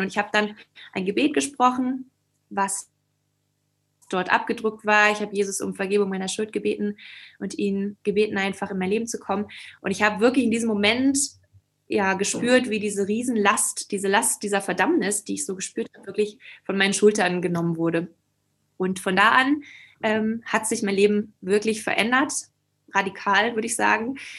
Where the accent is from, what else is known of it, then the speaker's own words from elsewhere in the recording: Schleswig-Holstein, Germany; moved away as an adult; also born or lived in Hamburg; now in Leipzig, Germany; ich komme aus Norddeutschland, aus Schleswig-Holstein